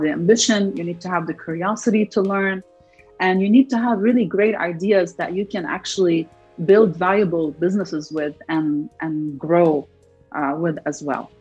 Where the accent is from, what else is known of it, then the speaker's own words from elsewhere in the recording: Lebanon; moved away as an adult; also born or lived in Detroit, United States / California, United States; now in United States; I'm originally from Lebanon, so I came from from Lebanon all the way to Detroit